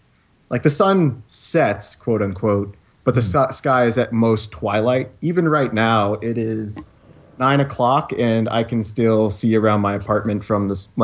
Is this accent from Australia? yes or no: no; Canada; Hold on, I'm Canadian.